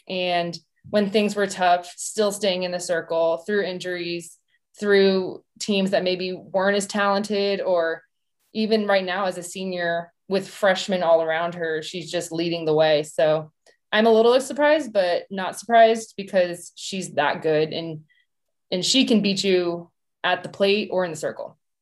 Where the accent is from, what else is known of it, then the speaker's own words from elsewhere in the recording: Tucson, Arizona, United States; I'm from Tucson